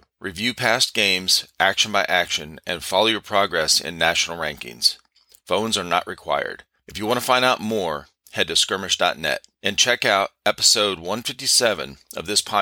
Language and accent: English; Cleveland, Ohio, United States; We moved back to where I grew up in Cleveland, Ohio